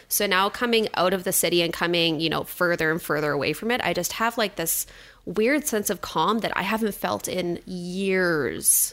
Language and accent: English; suburb of Edmonton, Alberta, Canada; moved away as an adult; now in Cold Lake, Canada; I grew up in a suburb of Edmonton